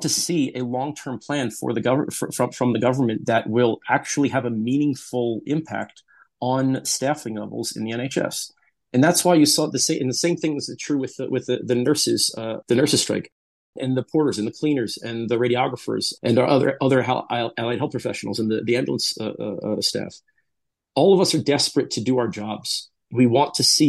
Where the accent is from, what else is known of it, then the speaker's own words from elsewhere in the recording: United States; now in United Kingdom; you can tell from my accent, I'm from the United States